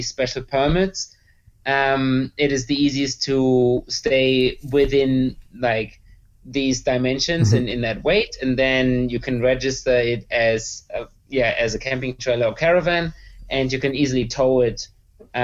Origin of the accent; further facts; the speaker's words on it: Erlangen, Bavaria, Germany; We are from Bavaria, near Nuremberg, a town called Erlangen in Franconia